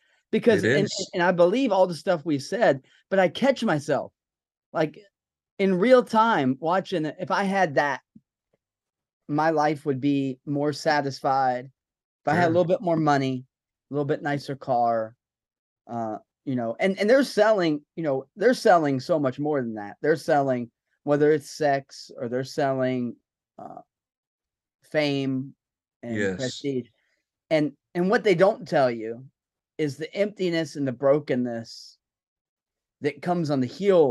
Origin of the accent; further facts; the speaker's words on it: the South, United States; I'm from the South